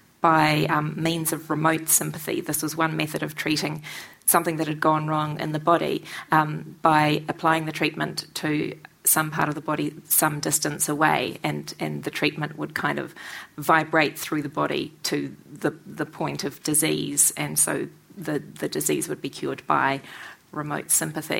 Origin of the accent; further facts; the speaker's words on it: New Zealand; I, as a New Zealander